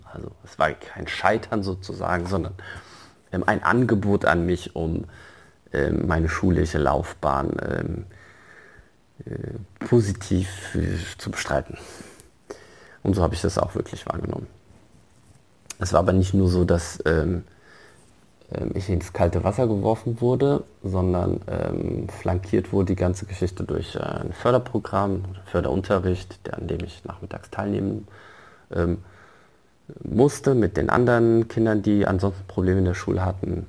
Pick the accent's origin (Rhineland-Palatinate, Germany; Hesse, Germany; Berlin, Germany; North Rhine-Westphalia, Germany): Hesse, Germany; Frankfurt; also born or lived in Morocco; ich komme aus Frankfurt, wurde auch dementsprechend ähm, in Frankfurt eingeschult